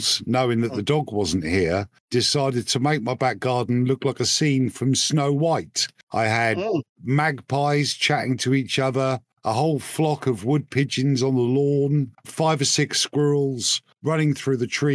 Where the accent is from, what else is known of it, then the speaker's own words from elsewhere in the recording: United Kingdom; as a British taxpayer